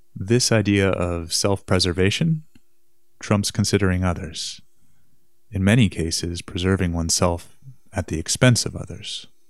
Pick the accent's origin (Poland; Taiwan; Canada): Canada; Winnipeg, Manitoba; my hometown, downtown Winnipeg